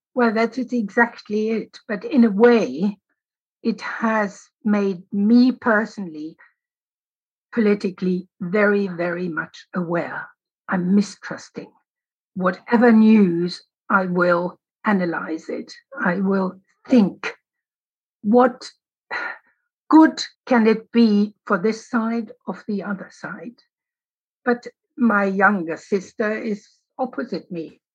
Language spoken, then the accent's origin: English; Berlin, Germany; growing up in West Berlin